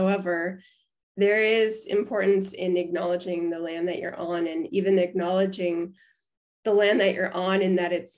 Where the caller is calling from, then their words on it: Canada; here in Canada